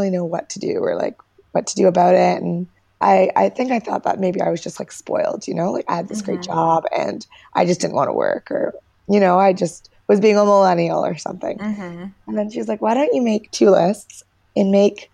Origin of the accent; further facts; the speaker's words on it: Canada; also born or lived in Bali, Indonesia; I am from Canada. I'm in Calgary right now, but I'm actually a bit of a nomad